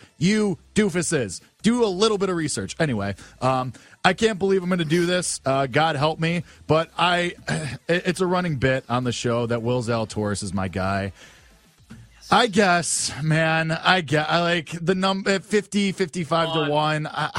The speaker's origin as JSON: {"language": "English", "town": "Chicago", "region": "Illinois", "country": "United States", "said": "I am very clearly from Chicago, you doofuses, so figure it out if you're going to insult me."}